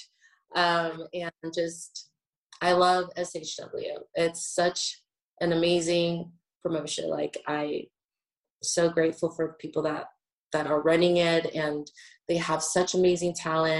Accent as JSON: {"language": "English", "town": "Atlanta", "region": "Georgia", "country": "United States", "tie": "born or raised there", "said": "in my hometown"}